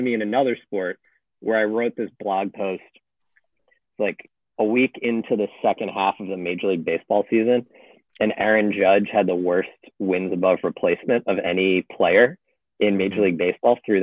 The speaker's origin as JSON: {"language": "English", "country": "United States", "said": "being American"}